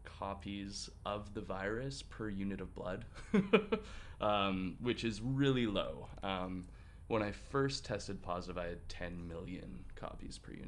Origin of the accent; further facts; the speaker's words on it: Vancouver, British Columbia, Canada; I'm from Vancouver. I am a go-go dancer there, as well as a bartender